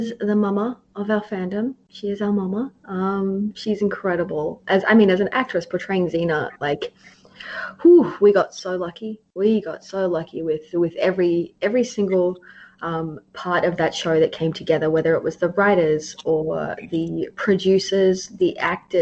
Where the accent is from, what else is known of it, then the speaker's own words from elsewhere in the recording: Australia; I'm Australian